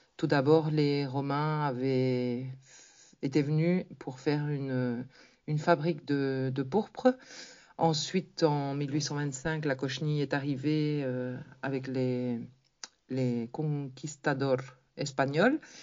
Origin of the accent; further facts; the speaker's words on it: Tournai, Wallonia, Belgium; now in Canary Islands, Spain; je suis originaire de Tournai, en Belgique, tout près de chez toi. J'habite actuellement dans les îles Canaries depuis presque 40 ans